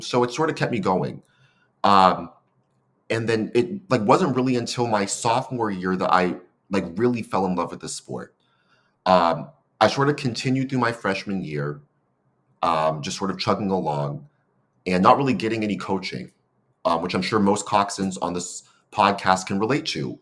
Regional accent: San Francisco, California, United States; moved away as an adult; now in Seattle, United States; I'm a fourth generation San Franciscan. Um, so it's like born and raised in the city.

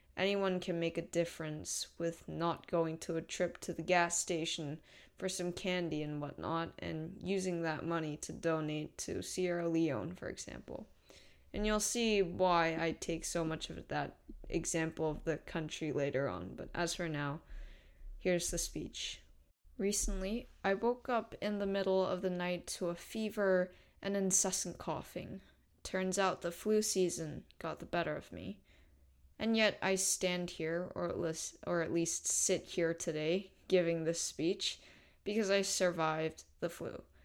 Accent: South Korea; I come from South Korea

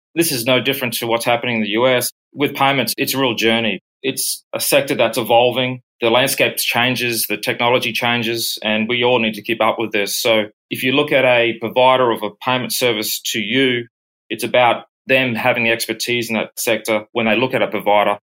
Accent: Brisbane, Queensland, Australia; moved away as an adult; also born or lived in United States / United Kingdom; I was born and bred in Brisbane, Australia, worked abroad in both the US and UK for over seven years and returning back to Brisbane.

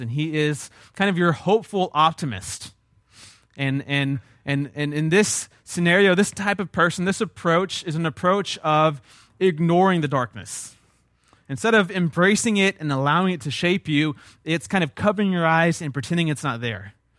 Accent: South Texas, United States; I'm from South Texas

